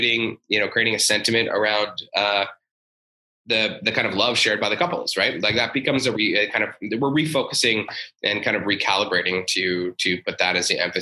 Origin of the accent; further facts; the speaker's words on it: Stratford, Ontario, Canada; I'm from Stratford